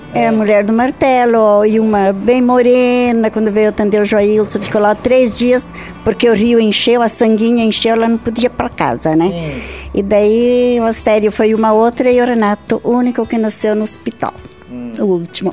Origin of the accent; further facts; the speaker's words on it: Joaçaba, Santa Catarina, Brazil; moved away as an adult; now in Barra Grande, Brazil; em Santa Helena, município de Joaçaba